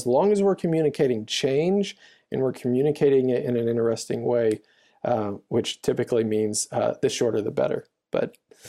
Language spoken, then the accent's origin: English; Louisiana, United States; I grew up in the South in Louisiana, and it was a country church. 12,000 people lived in the town.